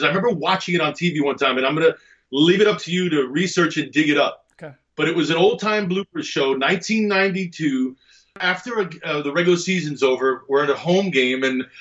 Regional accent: Egypt; moved away; also born or lived in Greece; where I'm from in Egypt

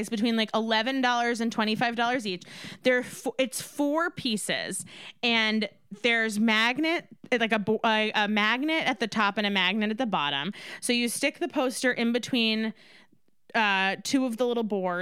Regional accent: New York, United States; I'm from New York, the state that does have everything

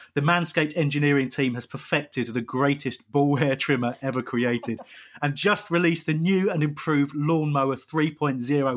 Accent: England, United Kingdom; I am English.

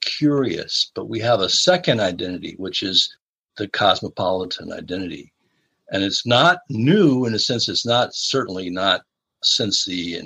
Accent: Chicago, Illinois, United States; moved away; I'm originally from the Chicago area

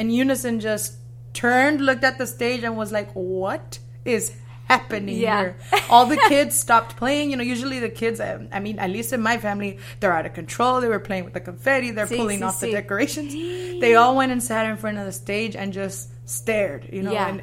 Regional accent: Mendota, California, United States; also born or lived in Fresno, California; I was born there, you know, and I was raised in an even smaller town outside of there

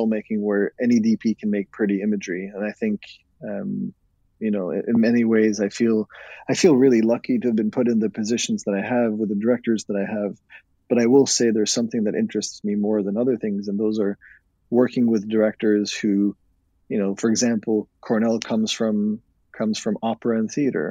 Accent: Norway; moved away; I was from Norway originally

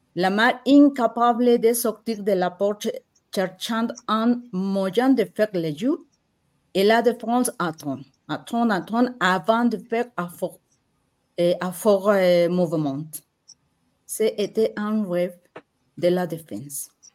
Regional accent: Mexico; French is a second language; je suis mexicaine

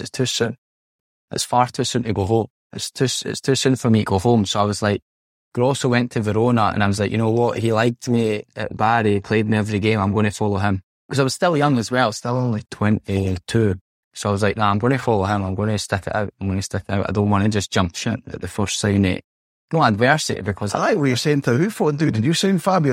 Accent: Scotland, United Kingdom; moved away as an adult; now in Italy; being a Scot Scots person

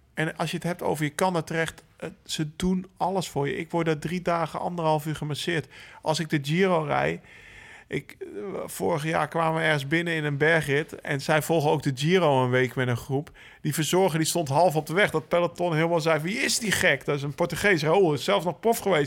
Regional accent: Netherlands; als Nederlanders

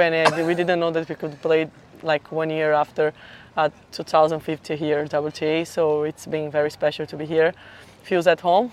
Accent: São Paulo, Brazil; I'm from Brazil, São Paulo

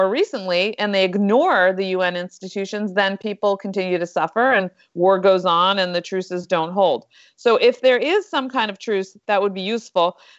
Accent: Westchester, New York, United States; I was from Westchester too

